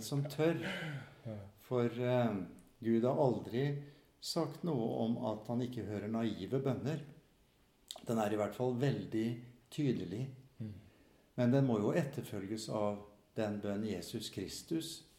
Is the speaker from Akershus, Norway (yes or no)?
no; Fredrikstad, Østfold, Norway; now in Molde, Norway; jeg er østlending fra Fredrikstad